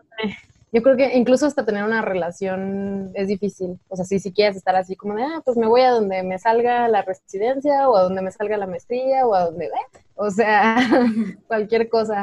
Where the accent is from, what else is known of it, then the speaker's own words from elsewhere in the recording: Guanajuato, Mexico; crecí en Guanajuato, que es un lugar muy conservador